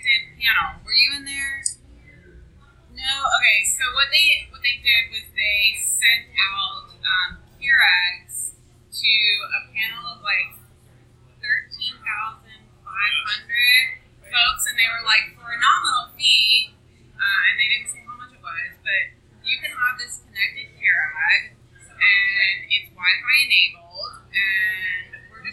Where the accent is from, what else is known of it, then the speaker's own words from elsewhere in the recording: just outside of Atlanta, Georgia, United States; moved away as an adult; now in Cincinnati, United States; I grew up just outside of Atlanta